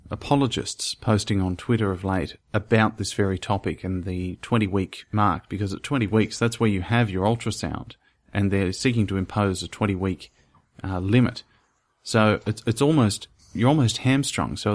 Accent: Monroe, Louisiana, United States; accent: southern; A town called Monroe, Louisiana.

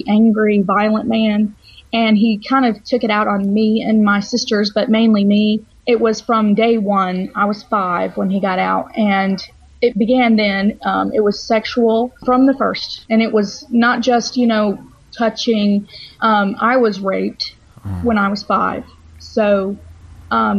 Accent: Georgia, United States; born and raised in Georgia

